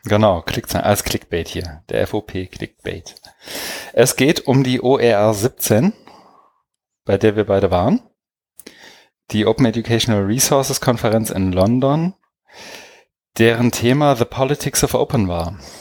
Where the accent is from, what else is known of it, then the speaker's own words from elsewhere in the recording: Germany; als Deutscher